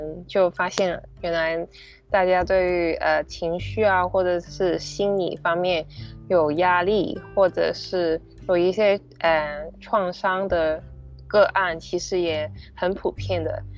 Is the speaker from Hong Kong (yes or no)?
yes; Hong Kong; 本身在香港的文化或者是传统的教育底下。